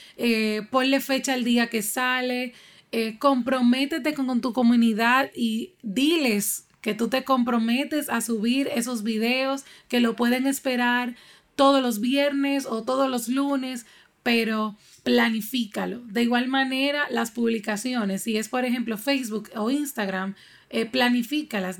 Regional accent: Dominican Republic; aquí en mi país, República Dominicana

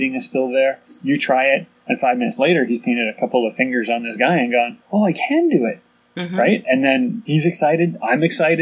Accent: Canada; born or raised there; also born or lived in England

